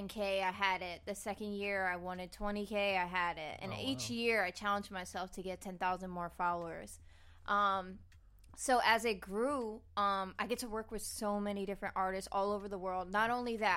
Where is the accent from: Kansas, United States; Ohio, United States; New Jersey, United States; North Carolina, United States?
New Jersey, United States; New Jersey